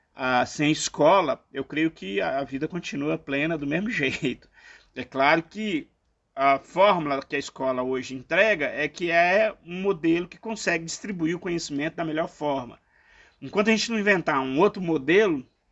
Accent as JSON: {"language": "Portuguese", "region": "eastern Minas Gerais", "country": "Brazil", "tie": "born or raised there", "moved": "yes", "lives_now": "São Paulo, Brazil", "said": "no leste de Minas, onde eu nasci"}